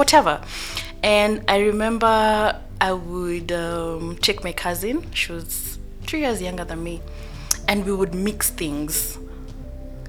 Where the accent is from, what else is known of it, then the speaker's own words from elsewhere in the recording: Nairobi, Kenya; I grew up in Eastlands.